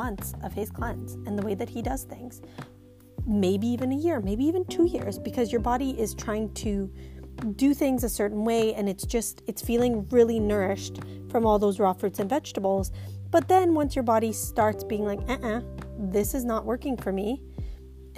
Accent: Bosnia & Herzegovina; moved away; me growing up in Bosnia

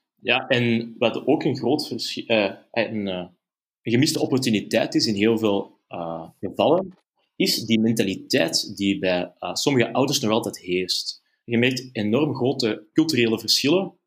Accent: Antwerp, Flanders, Belgium; ik ben zelf van Antwerpen

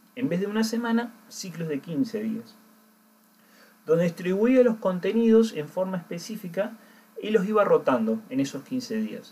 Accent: Córdoba, Argentina; now in Bandon, Ireland; la ciudad donde yo soy, que soy de Córdoba

